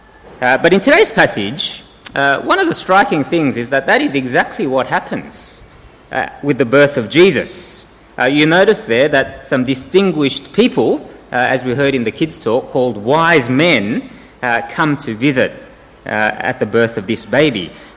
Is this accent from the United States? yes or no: no; South Korea; born there; I was born in 1970 in Korea.